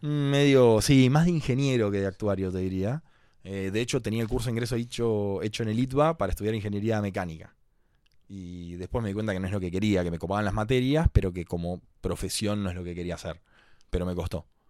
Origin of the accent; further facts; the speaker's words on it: Vicente López, Buenos Aires Province, Argentina; yo nací en Capital, pero viví siempre en Vicente López.